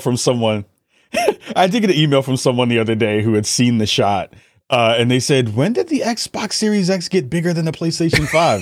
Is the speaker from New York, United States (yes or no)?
yes; New York City, New York, United States; I'm from the Bronx originally